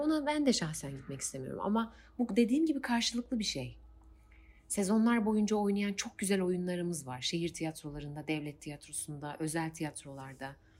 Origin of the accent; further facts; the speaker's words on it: Eskişehir, Turkey; 1993 Eskişehir'de doğdum